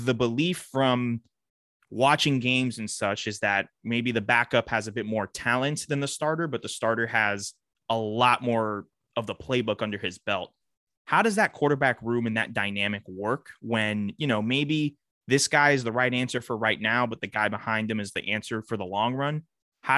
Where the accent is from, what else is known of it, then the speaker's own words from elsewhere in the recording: South Florida, United States; I'm born and raised in South Florida